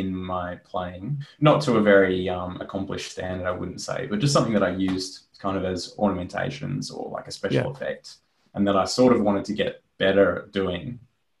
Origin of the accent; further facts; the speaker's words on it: Australia; I was really excited and wanted to investigate kind of, I guess, more broadly how to operate as an Australian jazz musician.